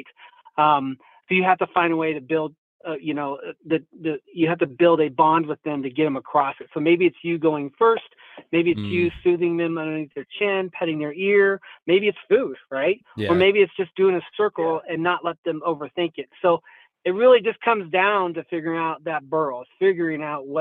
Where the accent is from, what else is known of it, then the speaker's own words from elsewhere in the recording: Essex, Iowa, United States; moved away; I'm from Southwest Iowa, Essex, Iowa. Small town.